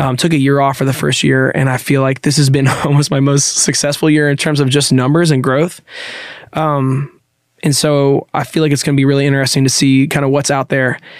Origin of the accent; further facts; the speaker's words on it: Nashville, Tennessee, United States; I grew up in Nashville